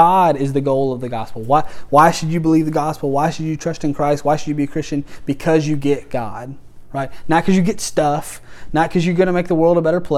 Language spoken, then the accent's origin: English; United States; I'm proud to be an American